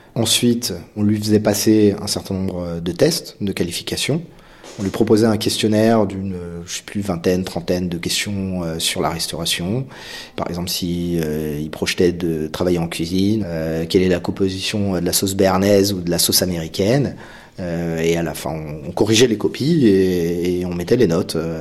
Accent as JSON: {"language": "French", "town": "Créteil", "region": "Île-de-France", "country": "France", "tie": "born or raised there", "said": "J'ai grandi à Créteil, on avait tous des couleurs de peau différentes"}